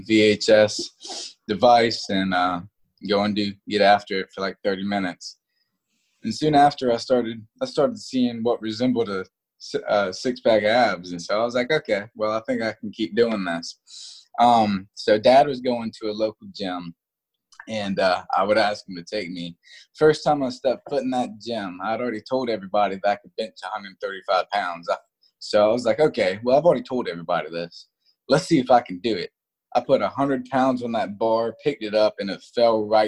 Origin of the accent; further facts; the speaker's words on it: Moncks Corner, South Carolina, United States; also born or lived in Charleston; I was kind of born and raised in Charleston. I grew up in a small town called Monk's Corner.